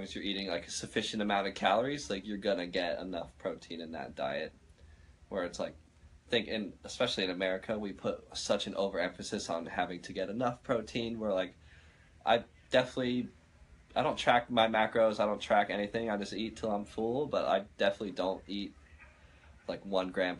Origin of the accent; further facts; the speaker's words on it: Florida, United States; moved away; I came from Florida